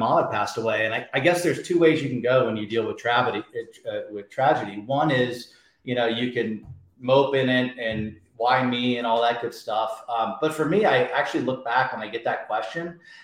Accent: Indianapolis, Indiana, United States; moved away; also born or lived in Alabama; I grew up in a town called Indianapolis, Indiana

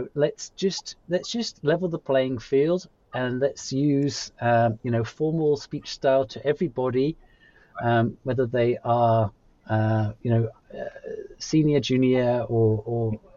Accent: United Kingdom; moved away; as a British person, previously working in a large Korean company

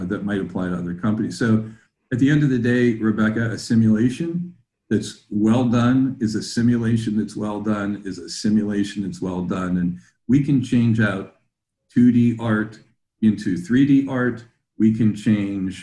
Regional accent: Pittsburgh, Pennsylvania, United States; looking like a lot of factories where I grew up in the Pittsburgh area

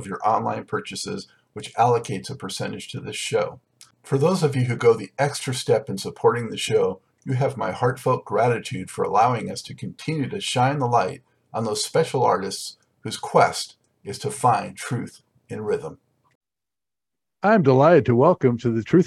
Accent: Southern California, United States; I'm from Southern California

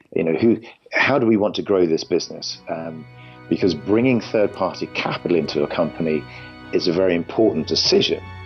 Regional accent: London, United Kingdom; moved away as an adult; now in California, United States; I'm originally from London, in England

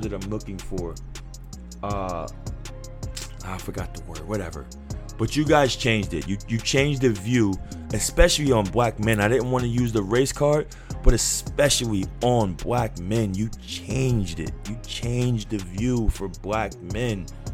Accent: New York City, New York, United States; I'm from New York City.

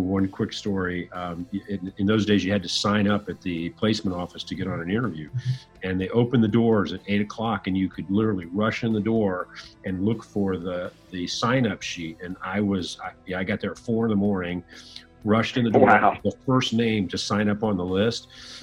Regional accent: Fort Wayne, Indiana, United States; I grew up in Northern Indiana, a city called Fort Wayne

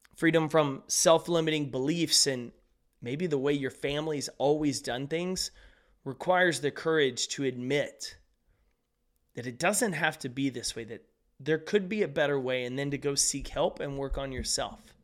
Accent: East Texas, United States; Where I grew up in East Texas

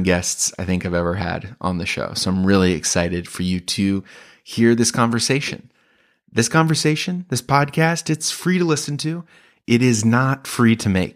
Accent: Chicago, Illinois, United States; I am a comedian from Chicago

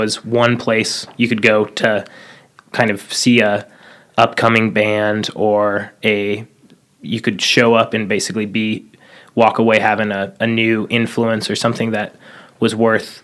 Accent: Boise, Idaho, United States; also born or lived in Moscow, Idaho / California; I'm born and raised in Boise

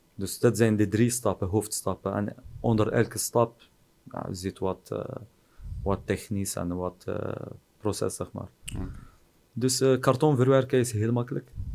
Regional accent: Oujda, Oriental, Morocco; Dutch is a second language; moved away as an adult; also born or lived in Netherlands; now in Oujda, Morocco; ben ik hier geboren in Marokko

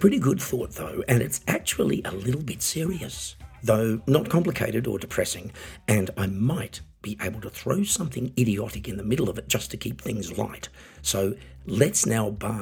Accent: Australia; now in Germany; I'm an Australian singer, songwriter and piano entertainer, living in Germany

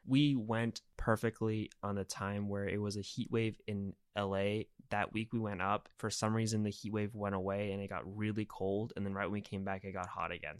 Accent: United States; now in Los Angeles, United States; I am from America

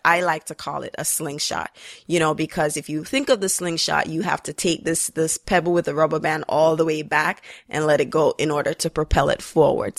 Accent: Jamaica; growing up in Jamaica

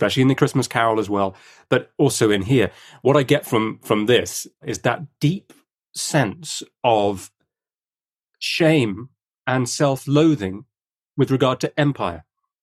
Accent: United Kingdom; as a Brit

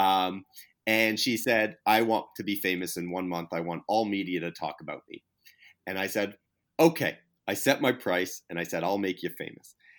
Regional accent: Canada; moved away; I'm Canadian to begin with. Uh, you know, I was born in Canada to begin with.

